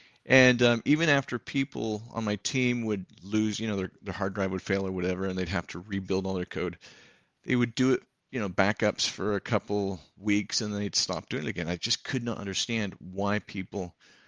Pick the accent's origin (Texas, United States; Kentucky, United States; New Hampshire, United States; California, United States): California, United States; San Jose; born there; Well, I was born in San Jose, California.